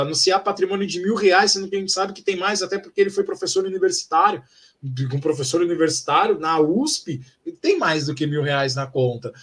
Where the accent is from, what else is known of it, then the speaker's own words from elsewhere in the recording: São Paulo, Brazil; eu, como paulistano